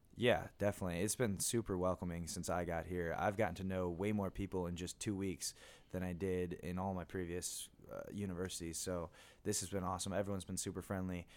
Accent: Michigan, United States; moved away as an adult; also born or lived in San Diego / Illinois; I grew up in Michigan

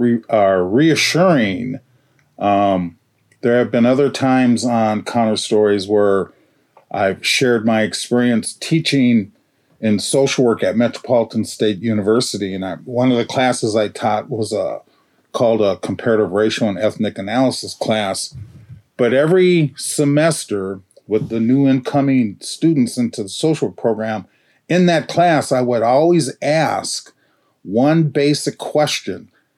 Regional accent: Minneapolis, Minnesota, United States; I grew up in Minneapolis public schools.

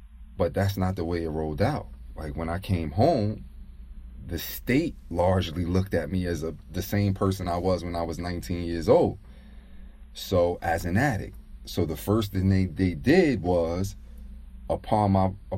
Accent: Jersey City, New Jersey, United States; I'm from Jersey City, New Jersey

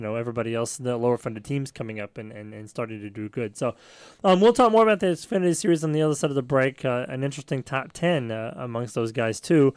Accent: Texas, United States; I'm from Texas

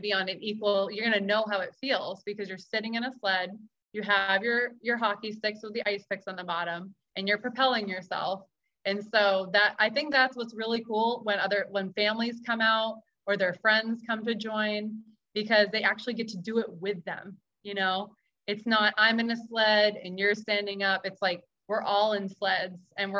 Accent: Maine, United States; So I grew up in Maine. I grew up in New England

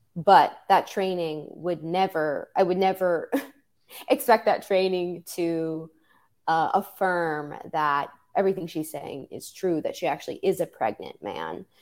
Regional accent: New York City, New York, United States; I'm, I'm originally from New York City

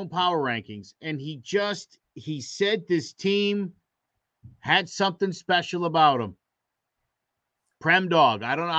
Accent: Connecticut, United States; I've lived in Connecticut almost my entire life, and I love this state.

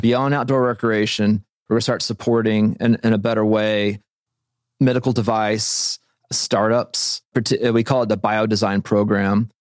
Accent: Joplin, Missouri, United States; moved away as an adult; also born or lived in Kansas City; now in Bentonville, United States; I'm from Joplin, Missouri

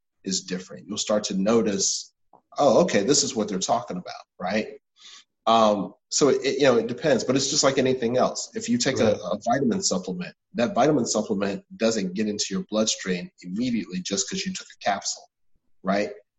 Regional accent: Atlanta, Georgia, United States; also born or lived in Washington, D.C.; I'm from Atlanta. I went to one of the better prep schools in Atlanta

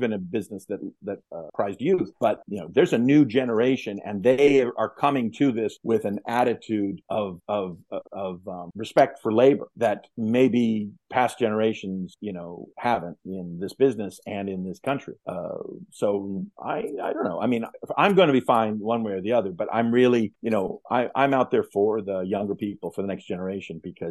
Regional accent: United States; I'm from the United States

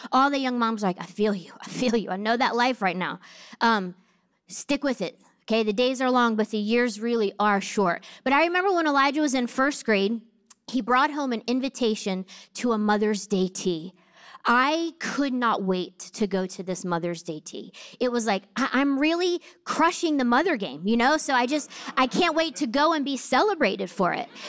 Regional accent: New Jersey, United States; I grew up in Jersey

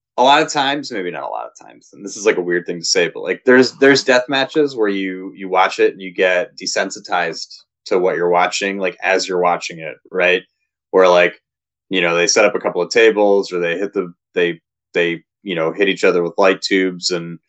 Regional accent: Ohio, United States; I'm from Ohio

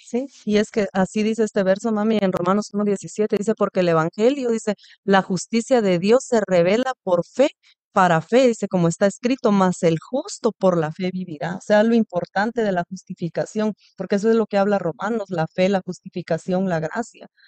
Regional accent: Guatemala; yo soy de Guatemala

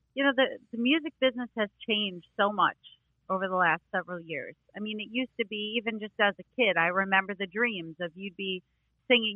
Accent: New York, United States; growing up in New York

